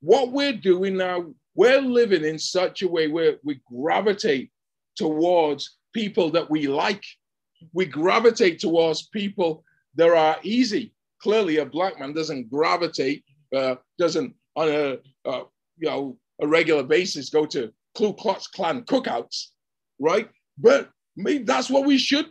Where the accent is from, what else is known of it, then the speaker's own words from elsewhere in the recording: England, United Kingdom; moved away; where I grew up in England